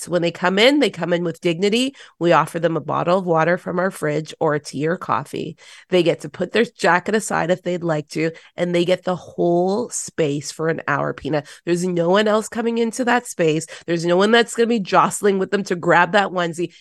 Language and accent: English; Toronto, Ontario, Canada; I grew up in Toronto City Housing